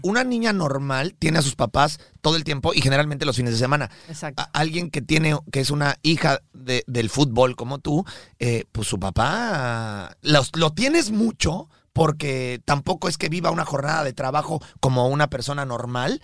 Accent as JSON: {"language": "Spanish", "country": "Mexico", "tie": "born or raised there", "moved": "yes", "lives_now": "United States", "said": "nosotros somos mexicanos de nacimiento"}